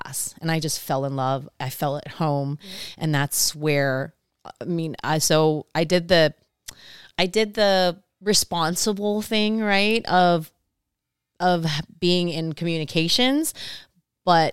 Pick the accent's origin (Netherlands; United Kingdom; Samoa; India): Samoa; first language Samoan; English is a second language; moved away as an adult; now in Long Beach, United States; growing up in Samoa in our two-channel TV